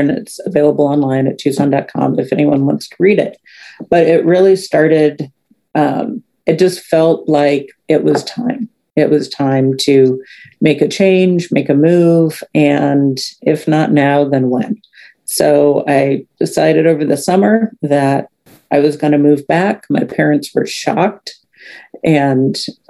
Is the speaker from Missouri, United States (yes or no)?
yes; St. Louis, Missouri, United States; moved away as an adult; I grew up in St. Louis